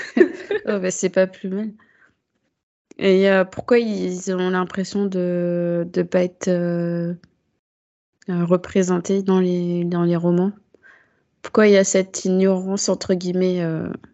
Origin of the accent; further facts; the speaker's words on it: France; en tant que française, euh, enfin vivant en métropole